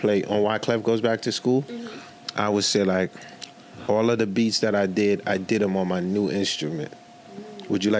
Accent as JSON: {"language": "English", "town": "New York City", "region": "New York", "country": "United States", "tie": "born or raised there", "also_born_or_lived": "Haiti", "said": "coming from Haiti at 10 years old, I grew up in Marlboro Hope Projects, Coney Island"}